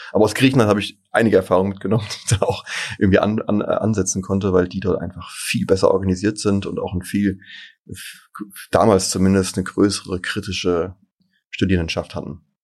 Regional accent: Darmstadt, Hesse, Germany; moved away as an adult; also born or lived in Erlangen / Munich; Ich bin in Darmstadt geboren und war auch genau aufgewachsen, zur Schule gegangen

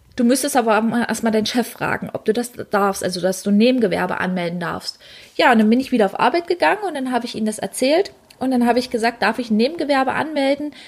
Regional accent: Dessau, Saxony-Anhalt, Germany; ich komme gebürtig aus Dessau

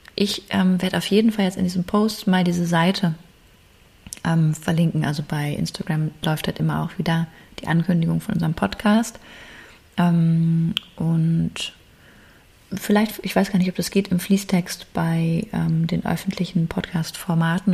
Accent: Germany; bei uns in Deutschland

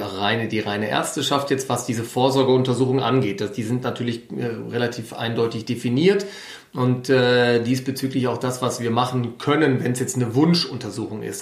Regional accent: Ruhr area, North Rhine-Westphalia, Germany; moved away as an adult; now in Munich, Germany; nach München entsandt worden, habe dann hier mein Studium absolviert, bin nicht ins Ruhrgebiet traurigerweise manchmal zurückgekehrt

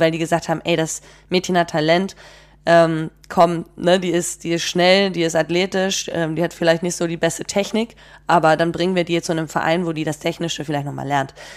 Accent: Bad Segeberg, Schleswig-Holstein, Germany; moved away as an adult; also born or lived in Leverkusen / Basel / Freiburg; ich bin zwar in Schleswig-Holstein aufgewachsen, also in Bad Segeberg

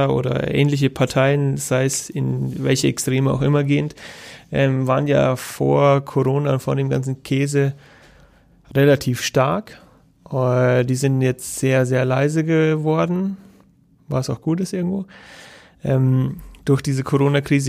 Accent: Germany; bei uns in Deutschland

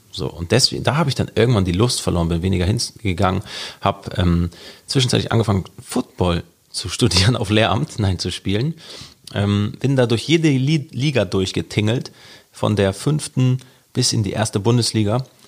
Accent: Hamburg, Germany; also born or lived in Norderstedt; Ich bin aufgewachsen in Hamburg, mitten an der Kieler Straße in Altona

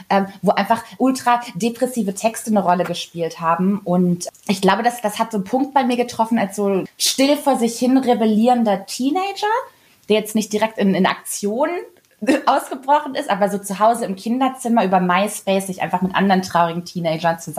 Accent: Kassel, Hesse, Germany; ich komme ja aus Kassel und da war so

